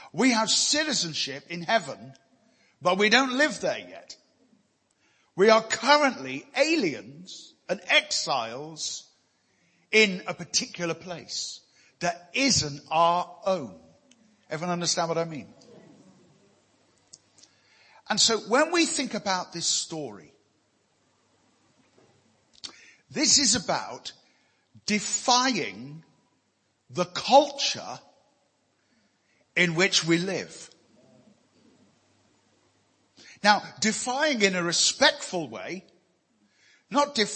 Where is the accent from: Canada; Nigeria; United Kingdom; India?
United Kingdom; I'm a British citizen.